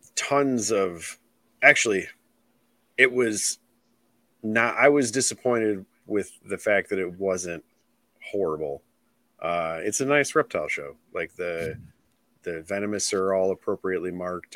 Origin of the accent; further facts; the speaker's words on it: Illinois, United States; I'm from Illinois